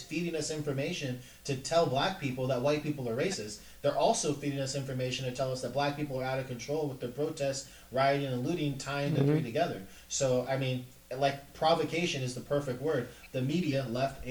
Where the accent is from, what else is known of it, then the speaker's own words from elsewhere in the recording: suburb outside Atlanta, Georgia, United States; moved away; also born or lived in Los Angeles, California; growing up in Georgia, I grew up in a small suburb just outside the Atlanta area